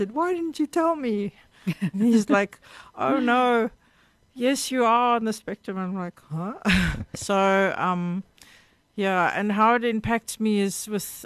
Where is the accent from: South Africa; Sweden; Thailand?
South Africa; Cape Town, Western Cape; I grew up in Rondebosch.